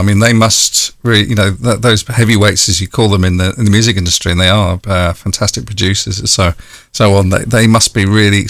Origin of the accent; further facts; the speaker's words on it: London, United Kingdom; I was born in London.